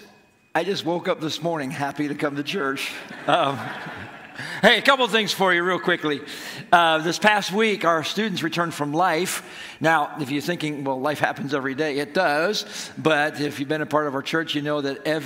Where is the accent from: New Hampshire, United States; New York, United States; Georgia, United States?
New York, United States; Apalachin; I grew up in Appalachian, New York